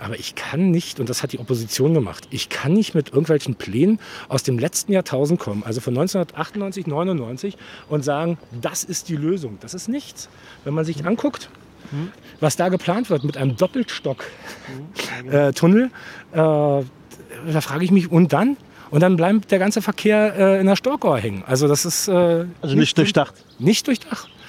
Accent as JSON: {"language": "German", "region": "Berlin", "country": "Germany", "tie": "born or raised there", "said": "Ich bin äh, kompletter Spandauer"}